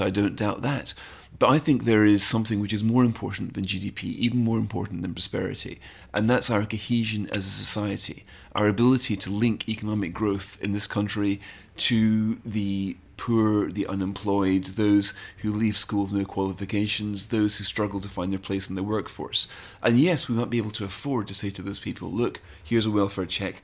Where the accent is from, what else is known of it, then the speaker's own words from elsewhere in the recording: United Kingdom; one of the reasons I love being British